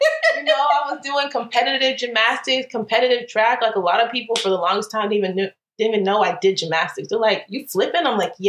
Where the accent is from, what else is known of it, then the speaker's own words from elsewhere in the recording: Southern United States, United States; You know, I'm from the South and I'm